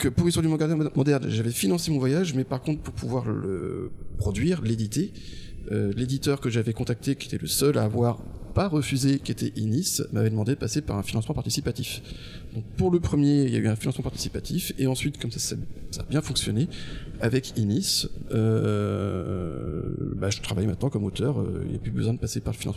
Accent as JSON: {"language": "French", "town": "Angers", "region": "Pays de la Loire", "country": "France", "also_born_or_lived": "Strasbourg", "moved": "as an adult", "said": "moi je viens d'Angers"}